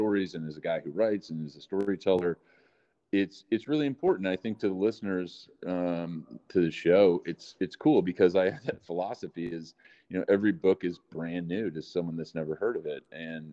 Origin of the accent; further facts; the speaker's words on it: Waukegan, Illinois, United States; I was born in Waukegan, Illinois, far north suburb of Chicago. And my mom, amazing woman, raised me